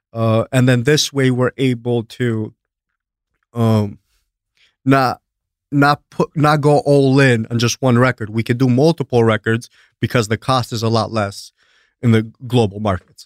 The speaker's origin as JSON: {"language": "English", "country": "Greece", "tie": "born or raised there", "also_born_or_lived": "Albania / East Coast, United States", "moved": "yes", "lives_now": "United States", "said": "born and raised in Greece, but I'm from Albania"}